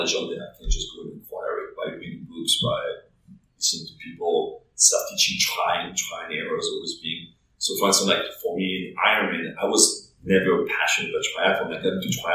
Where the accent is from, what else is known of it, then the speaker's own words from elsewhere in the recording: France; English is a second language; moved away as an adult; now in New York, United States; I was born and raised in France. I moved to New York when I was 22, so I went to college in France.